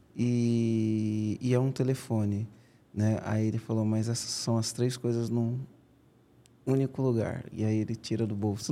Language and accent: Portuguese; São Bernardo do Campo, São Paulo, Brazil; lá no Rude Ramos, onde eu cresci